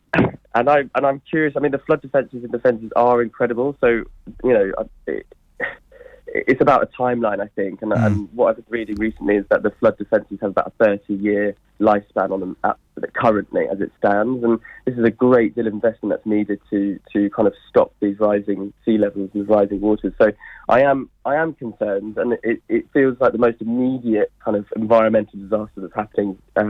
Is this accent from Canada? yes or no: no; Ely, East of England, United Kingdom; I'm from Ely